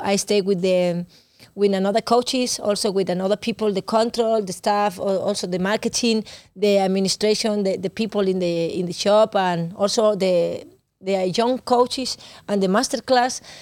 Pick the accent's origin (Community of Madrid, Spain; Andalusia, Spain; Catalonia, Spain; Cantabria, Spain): Catalonia, Spain; Barcelona; English is a second language; moved away as an adult; now in Denmark; I am from Barcelona